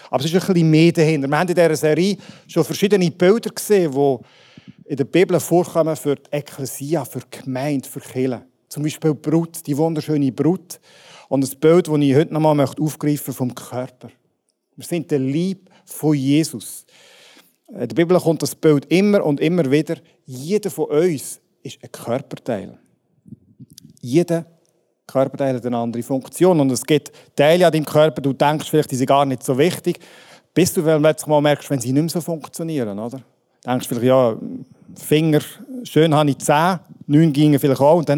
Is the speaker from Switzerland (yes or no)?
yes; Switzerland; Ja, die jetzt Brüssel manchmal, aber grundsätzlich sind wir Schweizer ja frei von fremden Vögeln und so.